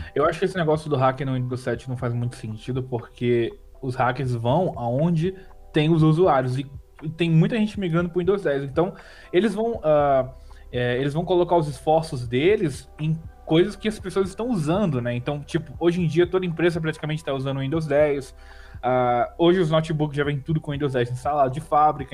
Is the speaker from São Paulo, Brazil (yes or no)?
no; Rio de Janeiro, Brazil; also born or lived in Rio Grande do Norte; Que eu sou do Rio de Janeiro, eu tô morando no Rio de Janeiro agora